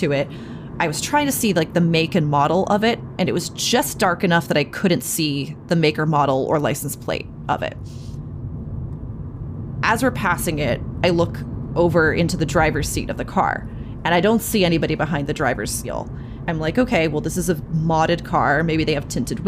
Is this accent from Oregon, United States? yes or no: no; Cape Cod, Massachusetts, United States; now in New York City, United States; Growing up on the Cape, it's a much weirder and a much darker and a much more wild place